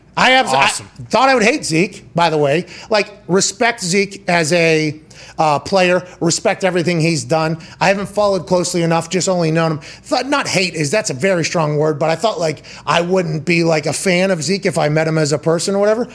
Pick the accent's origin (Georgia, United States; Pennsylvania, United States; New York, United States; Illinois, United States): Pennsylvania, United States; Pittsburgh; Growing up in Pittsburgh around too many Italians